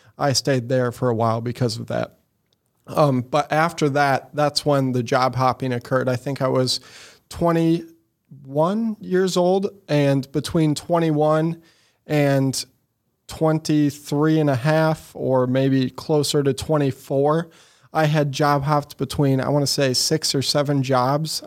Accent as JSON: {"language": "English", "town": "Eureka", "region": "Missouri", "country": "United States", "tie": "born or raised there", "also_born_or_lived": "Sunset Hills, Missouri / St. Louis, Missouri", "said": "was raised in Eureka, Missouri, out by Six Flags"}